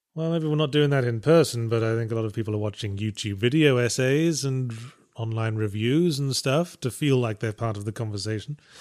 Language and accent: English; near Birmingham, West Midlands, United Kingdom; accent: slightly posh, mixed regional; also born or lived in North of England; I was raised closer to, closer to Birmingham, which has that very sort of hapless, brummy sort of accent.